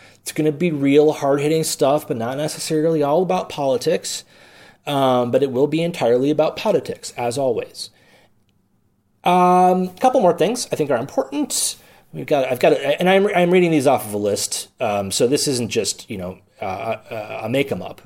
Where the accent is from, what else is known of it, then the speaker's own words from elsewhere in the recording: Milwaukee, Wisconsin, United States; I'm a native of Milwaukee, Wisconsin, because I do not emphasize the L, the lone L in Milwaukee.